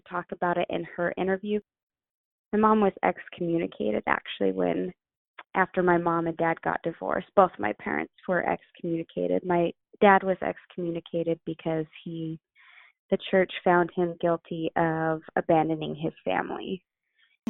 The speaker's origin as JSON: {"language": "English", "region": "Utah", "country": "United States", "tie": "born or raised there", "also_born_or_lived": "Idaho", "said": "So I grew up mostly in Utah. I was born in Idaho, but we moved from Idaho to Utah when I was around five or six"}